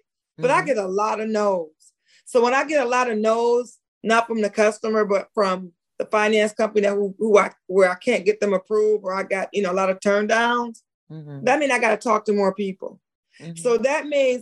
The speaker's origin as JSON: {"language": "English", "town": "Pontiac", "region": "Michigan", "country": "United States", "said": "We're from Pontiac"}